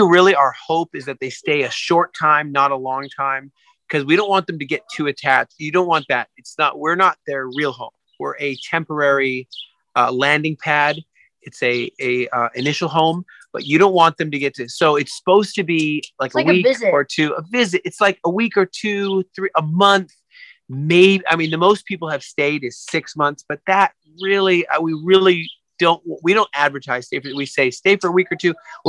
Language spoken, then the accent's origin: English; England, United Kingdom; I'm from England, you see.